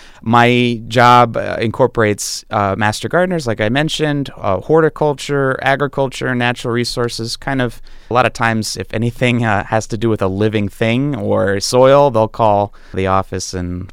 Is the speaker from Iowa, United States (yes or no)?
yes; Iowa, United States; also born or lived in Ohio; I was born in Ohio, Southeast Ohio, and I grew up in Iowa